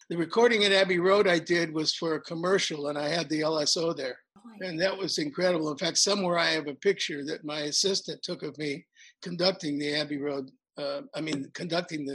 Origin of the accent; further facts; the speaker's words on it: New York City, New York, United States; I was born in New York City, and my dad was back there working with my mom. We lived at 103rd and Riverside